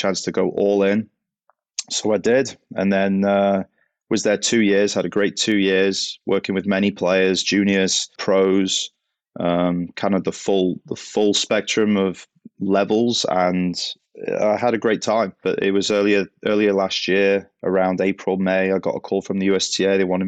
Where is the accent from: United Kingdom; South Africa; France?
United Kingdom; Southport, North West England; Yeah, well, obviously not American. I'm English. Grew up in Southport, close to Liverpool.